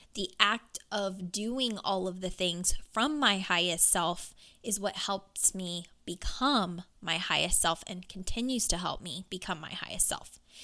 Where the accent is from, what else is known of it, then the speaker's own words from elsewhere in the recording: Louisville, Kentucky, United States; we were both born and raised in Louisville, Kentucky